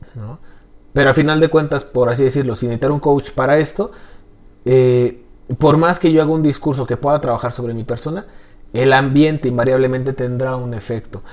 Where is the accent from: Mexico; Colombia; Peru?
Mexico; realmente soy mexicano